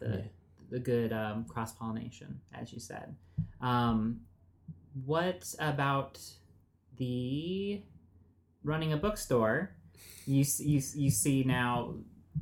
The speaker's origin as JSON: {"language": "English", "town": "Phoenix", "region": "Arizona", "country": "United States", "moved": "yes", "lives_now": "Los Angeles, United States", "said": "I come from Phoenix"}